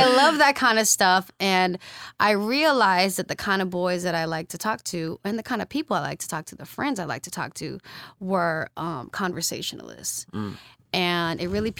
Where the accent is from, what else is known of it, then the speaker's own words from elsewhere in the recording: San Francisco, California, United States; coming from San Francisco as a public school student